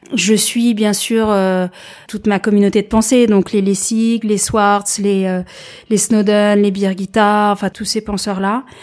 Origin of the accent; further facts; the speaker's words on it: France; je viens de France, je suis diplômée